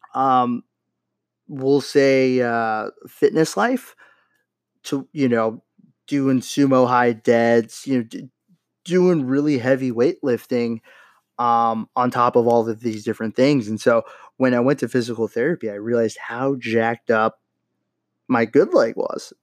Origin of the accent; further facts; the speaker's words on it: Los Angeles, California, United States; moved away; my hometown, stomping grounds, Los Angeles, California